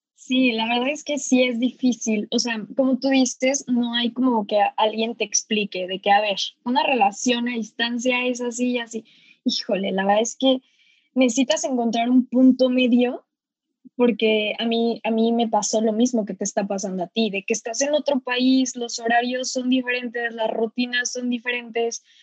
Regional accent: Cuernavaca, Morelos, Mexico; now in San Francisco, United States; los dos somos de Cuernavaca, eh, ahorita pues los dos estamos viviendo en San Francisco

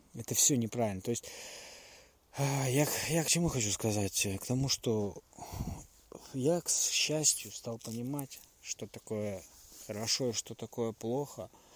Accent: Russia; я родился и жил в России

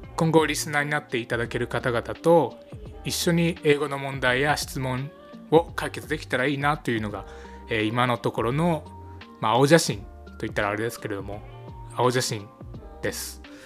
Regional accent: Aichi, Japan; 愛知県出身なんですけども

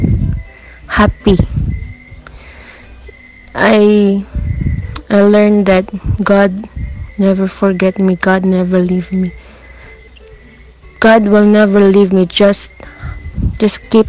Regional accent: Philippines; from Philippines

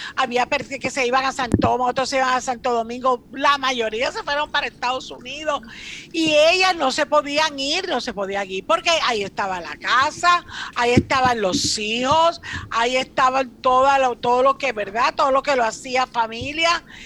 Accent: Cuba; now in Puerto Rico; yo soy cubana

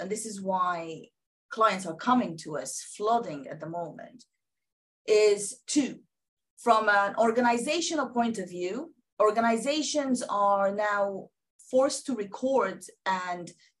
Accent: Sudan; now in United Kingdom; I am originally from Sudan

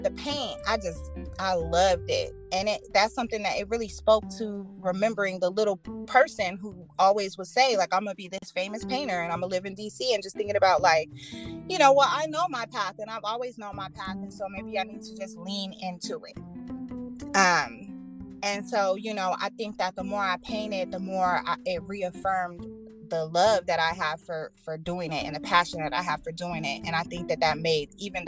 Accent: Aurora, United States; I started a festival in my hometown in Aurora

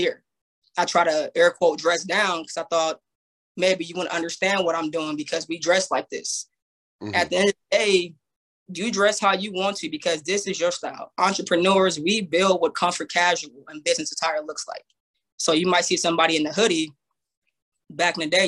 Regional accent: Banning, California, United States; I'm from the Inland Empire, a city called Banning, California.

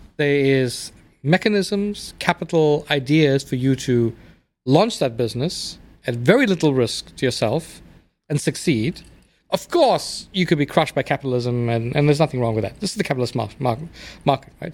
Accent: South Africa; moved away as an adult; also born or lived in England / India (ancestry); now in United States; I grew up in South Africa, where I was raised

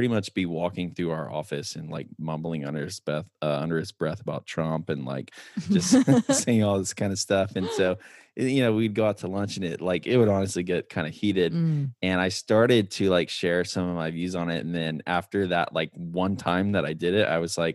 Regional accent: College Station, Texas, United States; also born or lived in Hawaii; we grew up in College Station or in Texas

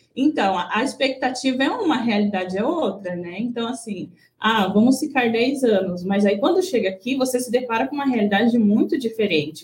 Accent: Brazil; now in Japan; nós, como bons brasileiros

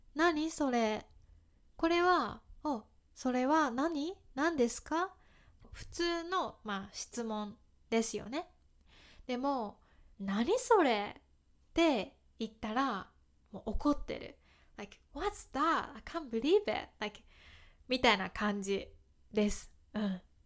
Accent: Kyoto, Japan; accent: Kansai dialect; 私は関西弁を話します京都出身です

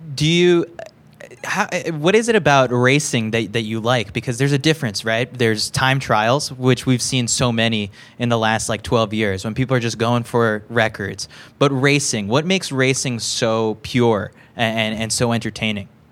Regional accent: New York City, New York, United States; I'm from from New York

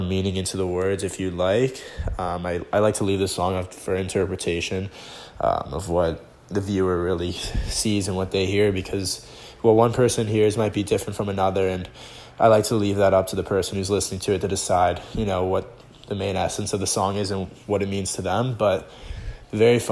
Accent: Toronto, Ontario, Canada; I'm from Toronto

